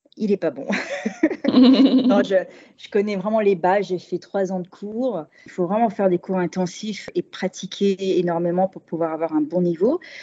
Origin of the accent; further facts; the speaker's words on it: Paris, Île-de-France, France; moved away as an adult; also born or lived in Switzerland; now in Yokohama, Japan; je viens de Paris. et tous les deux parisiens